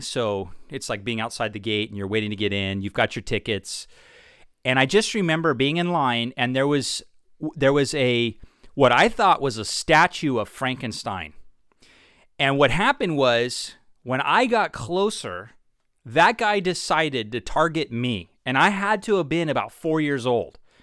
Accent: Orange County, California, United States; I was actually born and raised in Orange County.

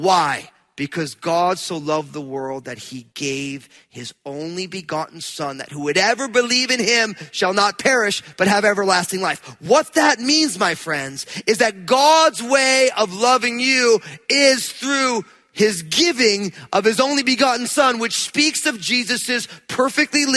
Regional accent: New Jersey, United States; I'm from New Jersey

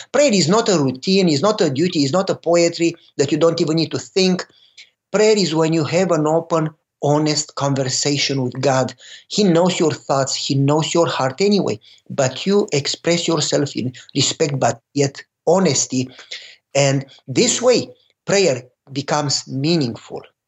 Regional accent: Romania; moved away; I was born and raised in Romania during communism

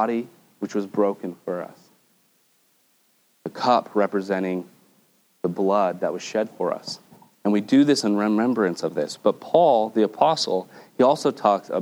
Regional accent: United States; as an American Christian

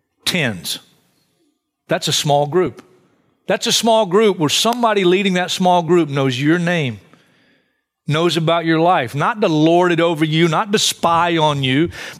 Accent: Hartsville, South Carolina, United States; I grew up in Hartsville, South Carolina, a great vacation spot.

